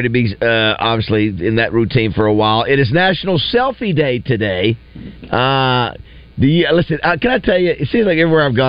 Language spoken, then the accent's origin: English; Panama City, Florida, United States; when I was growing up in Panama City